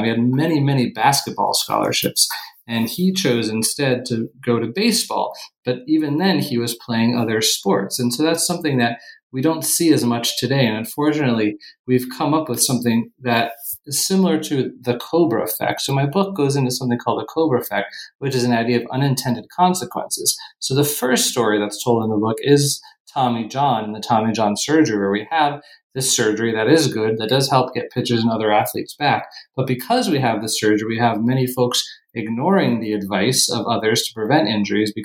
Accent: Fort Myers, Florida, United States; moved away as an adult; also born or lived in New York City / California / Ohio; now in Rochester, United States; I grew up in Fort Myers, Florida

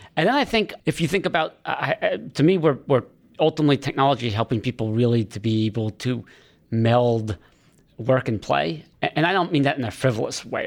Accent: Maine, United States; moved away; I'm from Maine originally

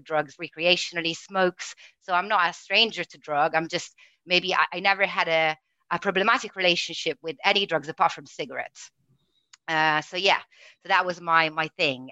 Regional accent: Italy; English is a second language; moved away as an adult; now in United Kingdom; growing up in Italy

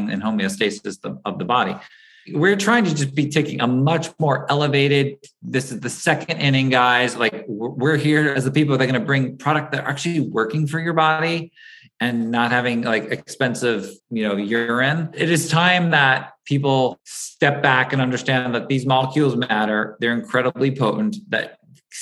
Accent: East Coast, United States; also born or lived in Los Angeles, California; now in New York, United States; I grew up out on the East Coast

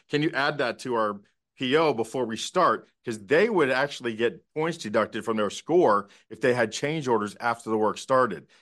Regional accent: South Florida, United States; moved away; also born or lived in Dallas; we're all from South Florida

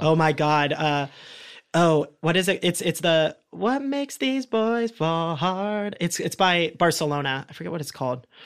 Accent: Columbus, Ohio, United States; growing up in Ohio too and in Columbus.

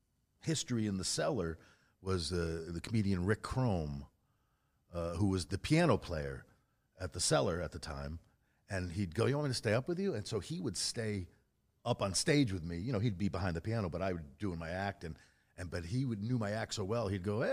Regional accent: Massachusetts, United States; I'm from Rogan. Massachusetts too.

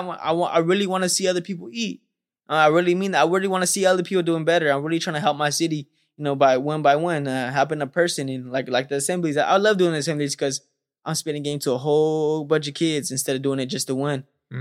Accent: Stockton, California, United States; growing up in Stockton, California

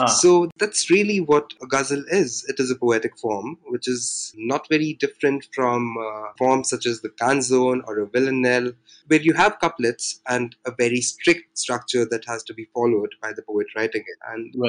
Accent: India; I am an Indian writer and translator.

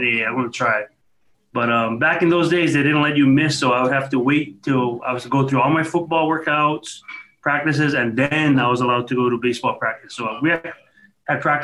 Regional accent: North Shore, Oahu, Hawaii, United States; I grew up on the North Shore in Ho'ula. Went to Kahuku High School.

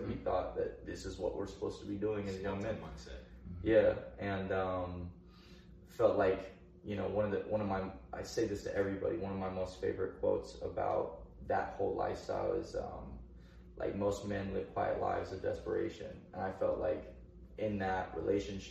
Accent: Oak Grove, Missouri, United States; also born or lived in Blue Springs, Missouri; the school where we met and where we grew up.

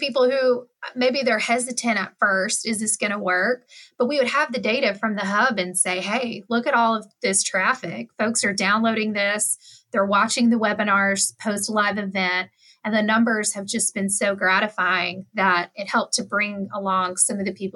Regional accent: West Tennessee, United States; I'm from West Tennessee

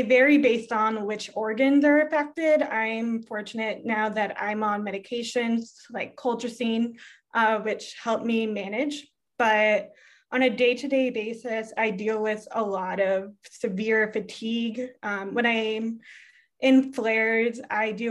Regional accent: Massachusetts, United States; moved away as an adult; also born or lived in Winnipeg, Canada / Quebec, Canada; now in California, United States; I lived there 0 to 6, then in Massachusetts, 6 to 18

